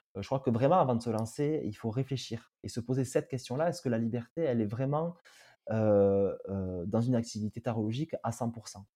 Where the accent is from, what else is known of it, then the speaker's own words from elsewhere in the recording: Tarbes, Occitania, France; je suis du sud-ouest de la France. Je suis né à Tarbes et j'ai grandi à Tarbes à côté de Lourdes.